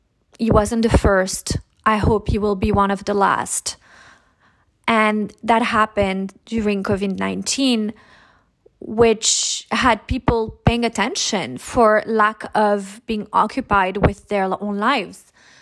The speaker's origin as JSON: {"language": "English", "country": "Monaco", "said": "I am your host from Monaco."}